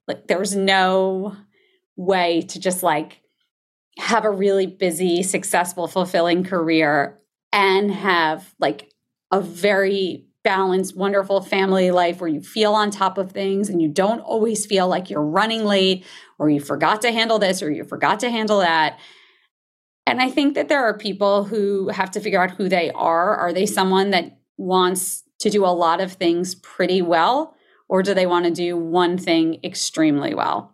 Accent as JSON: {"language": "English", "region": "New Jersey", "country": "United States", "tie": "born or raised there", "said": "I grew up in New Jersey"}